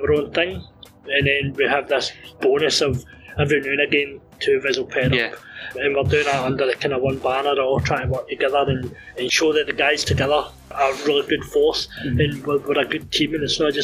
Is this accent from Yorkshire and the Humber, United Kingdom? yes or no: no; Greenock, Scotland, United Kingdom; my hometown show